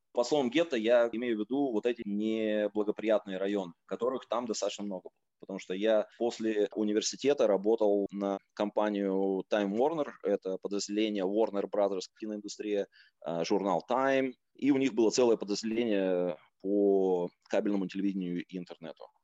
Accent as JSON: {"language": "Russian", "town": "Novosibirsk", "region": "Novosibirsk Oblast", "country": "Russia", "tie": "born or raised there", "also_born_or_lived": "United States", "moved": "as an adult", "said": "Я сам родом из Новосибирска, я покинул родной город, когда мне было 19 лет"}